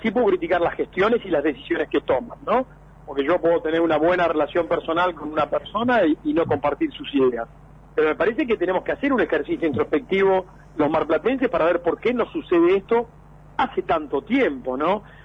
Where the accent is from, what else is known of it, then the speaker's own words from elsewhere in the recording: Mar del Plata, Buenos Aires Province, Argentina; yo nací en Mar del Plata, viví toda mi vida en Mar del Plata